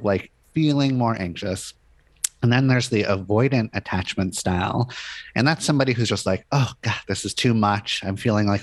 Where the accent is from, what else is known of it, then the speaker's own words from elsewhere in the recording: Los Angeles, California, United States; moved away as an adult; now in Portland, United States; I grew up in Los Angeles